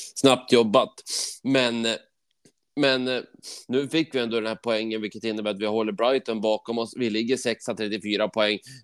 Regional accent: Sweden

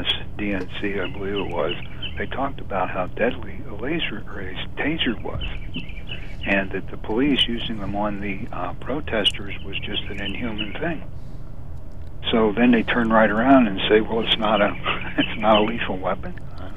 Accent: North East England, United Kingdom; like when I was growing up in Northumberland with a police interaction with someone who had been drinking.

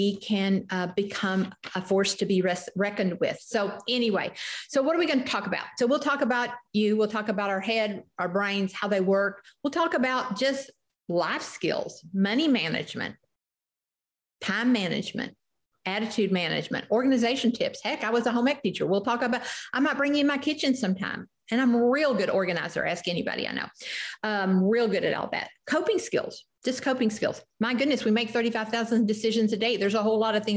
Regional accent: the South, United States; I grew up in the South, drank sweet tea

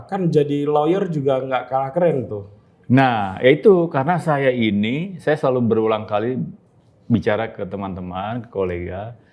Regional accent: South Jakarta, Jakarta, Indonesia; Tapi saya asli anak Jakarta ah. dan asli anak Jaksel.

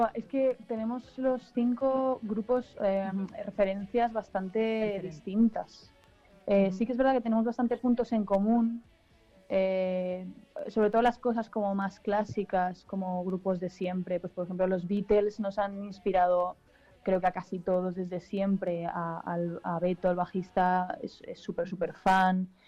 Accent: Alicante, Valencian Community, Spain; somos de Alicante

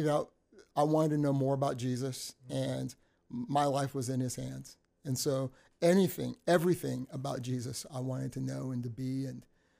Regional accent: Texas City, Texas, United States; So my family migrated, but I was born in Texas City, Texas. So I'm 100% American. Really, I should say 100% Texan.

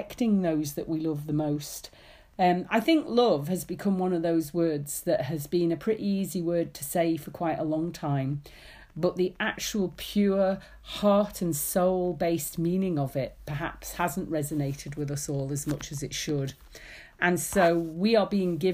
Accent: Isle of Man; moved away; I grew up in the Isle of Man

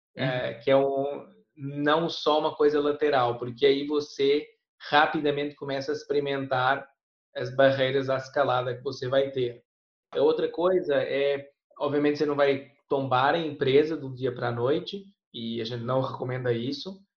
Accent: Portugal; accent: European Portuguese; moved away; meu português de Portugal

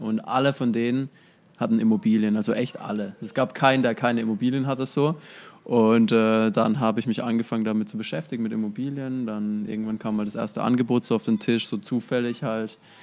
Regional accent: near Heilbronn, Baden-Württemberg, Germany; Also ich komme ja aus der Nähe von Heilbronn

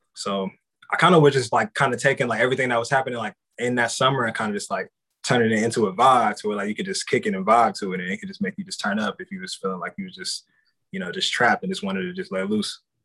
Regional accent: Columbus, Ohio, United States; I'm from Columbus, Ohio. So like Midwest kid growing up

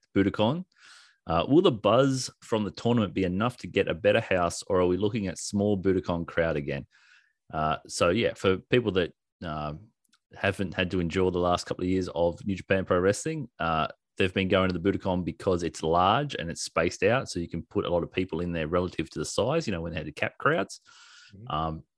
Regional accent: Australia

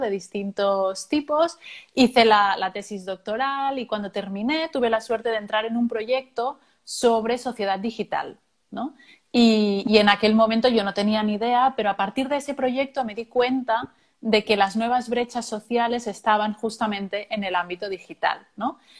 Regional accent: Venezuela; now in Cartagena, Colombia; venezolana, residenciada en Cartagena, Bolívar

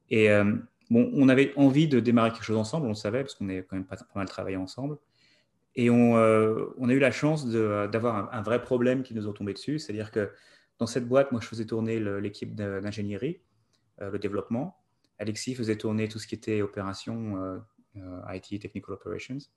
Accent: France; moved away as an adult; also born or lived in New York, United States; now in United States; grandi en France, étudié en France.

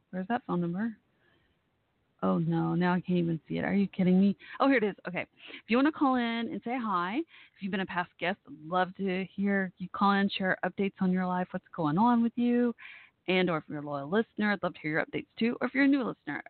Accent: Dallas, Texas, United States; Dallas, my hometown area

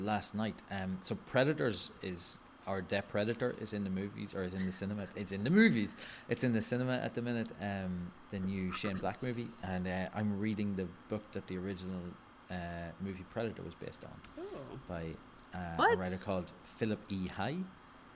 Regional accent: Ireland; I'm Irish and I've been raised on Scotch and Irish whiskey

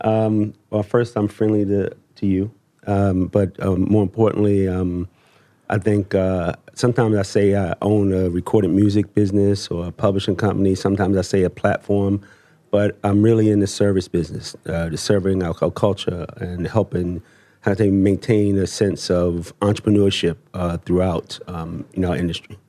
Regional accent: Baltimore, Maryland, United States; I come from Baltimore. Um, at age sixteen, you're supposed to be on drugs, in jail, uh, or dead.

